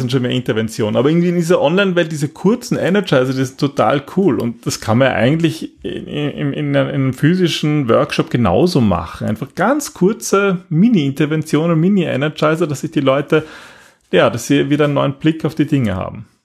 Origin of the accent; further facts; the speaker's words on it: Austria; bei uns in Österreich